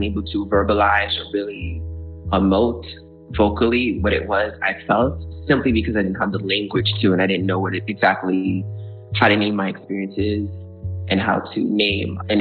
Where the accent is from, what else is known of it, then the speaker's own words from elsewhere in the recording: Florida, United States; also born or lived in Brooklyn, New York / Georgia; growing up in Florida, I went to an art school all throughout middle high school where I danced